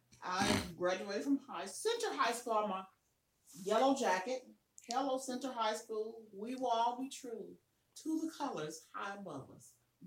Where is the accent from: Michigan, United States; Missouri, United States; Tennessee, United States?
Missouri, United States; Kansas City; also born or lived in Memphis; I was born and raised in Kansas City, Missouri. I was born in Kansas City, Memphis, but I was raised in Kansas City.